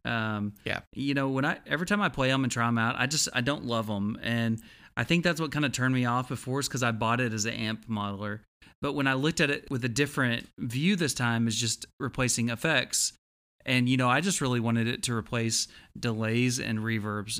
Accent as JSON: {"language": "English", "region": "Texas", "country": "United States", "said": "I'm from Texas"}